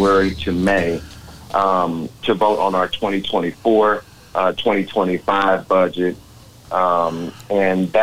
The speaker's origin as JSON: {"language": "English", "town": "Dallas", "region": "Texas", "country": "United States", "tie": "born or raised there", "said": "a lifelong resident, you know, in Dallas and growing up in the Oak Cliff area"}